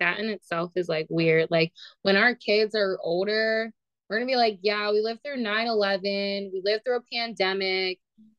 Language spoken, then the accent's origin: English; the North, United States; But I'm from the North